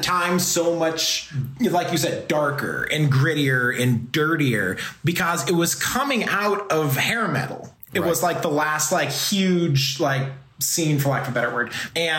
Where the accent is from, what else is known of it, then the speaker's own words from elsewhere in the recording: Seattle, Washington, United States; Like, I'm from Seattle